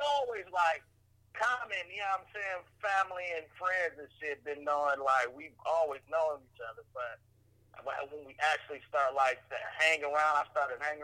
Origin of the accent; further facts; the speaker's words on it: Pittsburg, California, United States; I'm from Pittsburgh, California, Bay Area